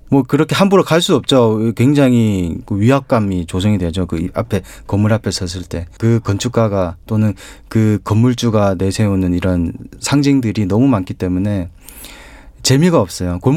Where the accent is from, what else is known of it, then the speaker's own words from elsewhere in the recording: Changwon, South Gyeongsang, South Korea; 저는 그 창원중학교